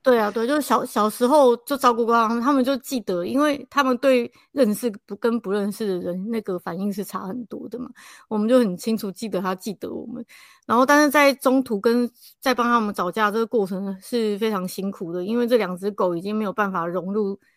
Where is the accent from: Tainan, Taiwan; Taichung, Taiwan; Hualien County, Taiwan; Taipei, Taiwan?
Taipei, Taiwan; 我们是台北人